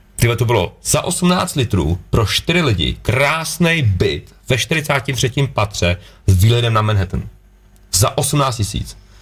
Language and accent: Czech; Litvínov, Ústí nad Labem Region, Czechia; jako bárkal jsem byl na hokej u nás v Lit- v Litýnově